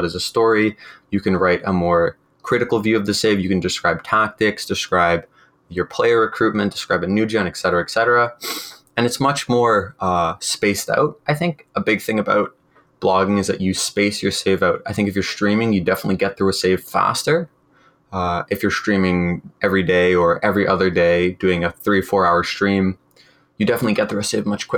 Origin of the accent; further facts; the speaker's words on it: London, United Kingdom; born there; I'm partly English, born in London, so not London, Ontario.